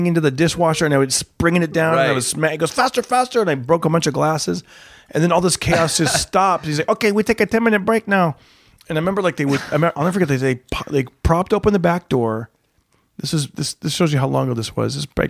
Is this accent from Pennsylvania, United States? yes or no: no; Fresno, California, United States; back in my hometown of Fresno